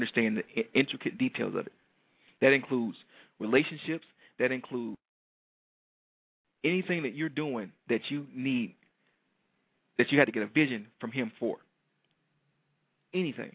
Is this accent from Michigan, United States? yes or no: yes; Detroit, Michigan, United States; a young black male from Detroit